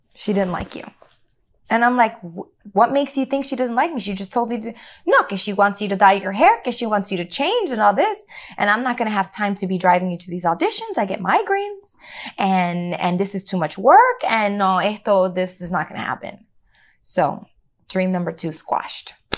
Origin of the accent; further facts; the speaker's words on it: Chicago, Illinois, United States; growing up in Chicago, I felt isolated from my culture